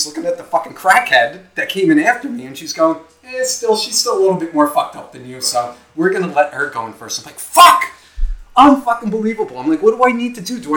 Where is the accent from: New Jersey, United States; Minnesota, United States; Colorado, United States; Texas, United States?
New Jersey, United States; Nutley; moved away as an adult; now in Ocean County, United States; I just moved down here from up north. I come from Nutley